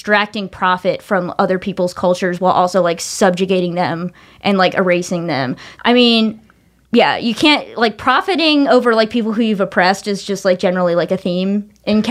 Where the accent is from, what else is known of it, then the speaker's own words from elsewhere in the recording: the South, United States; I'm from the South